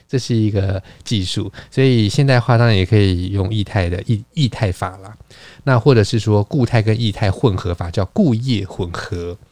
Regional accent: Taiwan

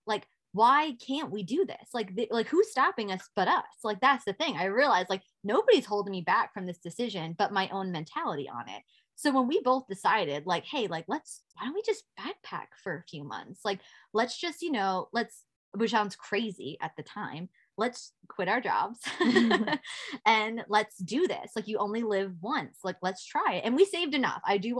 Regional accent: New York City, New York, United States; as a New Yorker, like you see these things all the time and you take it for granted.

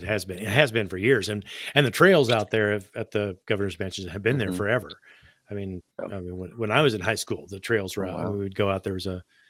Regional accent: Topeka, Kansas, United States; I grew up in Topeka

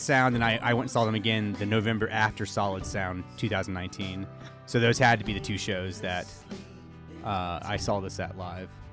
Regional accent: United States; I'm American

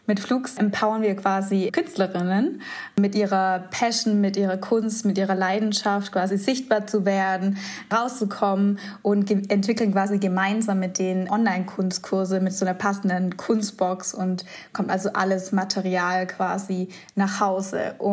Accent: Göppingen, Baden-Württemberg, Germany; moved away as an adult; now in Stuttgart, Germany; Wir kommen aus äh, Göppingen

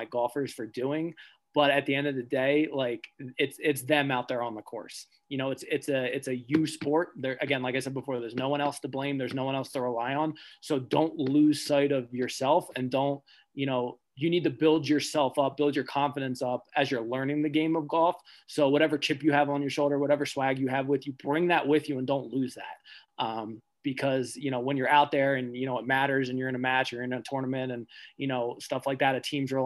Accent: the South, United States; moved away; I'm from the South

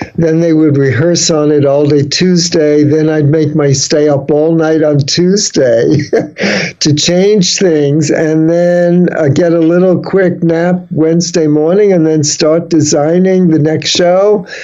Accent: New York City, New York, United States; moved away as an adult; also born or lived in San Francisco; I grew up in the Bronx

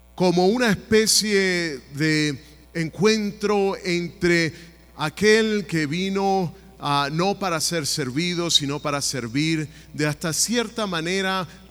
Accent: Venezuela; now in United States; mi país natal de Venezuela

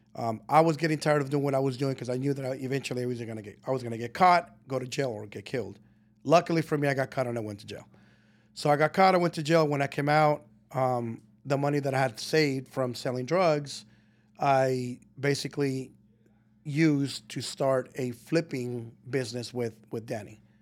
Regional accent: Colton, California, United States; moved away as an adult; also born or lived in Guadalajara, Mexico / Burbank, California; I was raised in Colton, Rialto area all of my life until I was about twenty

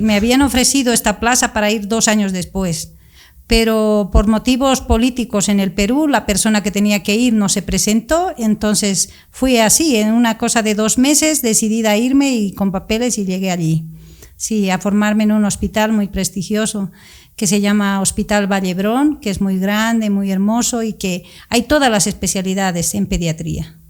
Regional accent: Sucre, Chuquisaca, Bolivia; moved away as an adult; also born or lived in La Paz, Bolivia; now in Barcelona, Spain; soy boliviana, crecí en Sucre desde los primeros años de mi vida

